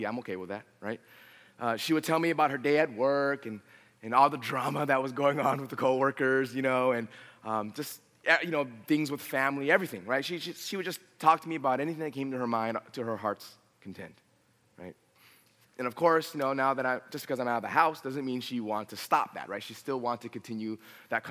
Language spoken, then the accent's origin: English; Los Angeles, California, United States; also born or lived in Riverside, California; I was born and raised in San Fernando Valley